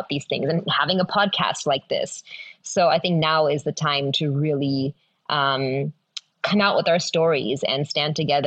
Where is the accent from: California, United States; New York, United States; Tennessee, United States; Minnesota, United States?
California, United States; the Bay Area; moved away as an adult; also born or lived in India; now in Los Angeles, United States; I'm from the Bay Area